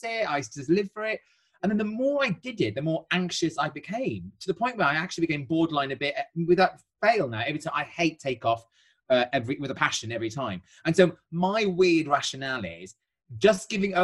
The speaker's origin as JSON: {"language": "English", "country": "United Kingdom", "said": "I'm far too British"}